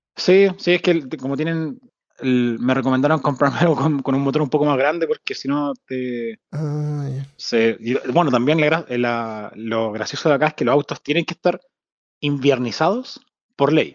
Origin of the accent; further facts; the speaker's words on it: Santiago, Santiago Metropolitan Region, Chile; moved away as an adult; also born or lived in Spain / France / Sweden / Denmark; now in Whitehorse, Canada; yo nací en Santiago, la cordillera está ahí